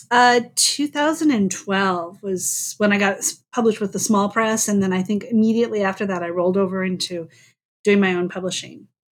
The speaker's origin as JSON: {"language": "English", "region": "North Dakota", "country": "United States", "tie": "born or raised there"}